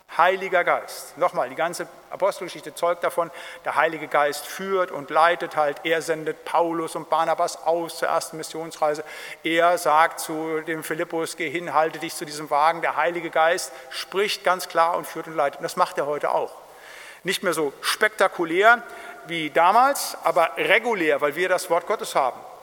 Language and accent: German; Siegerland, North Rhine-Westphalia, Germany; ich komme aus dem Siegerland